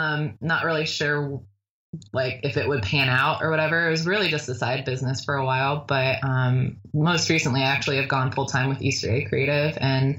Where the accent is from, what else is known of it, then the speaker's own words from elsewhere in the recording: Hawaii, United States; born there; also born or lived in Washington; Well, I was born in Hawaii, so I figured I'd, you know, throw it back to that.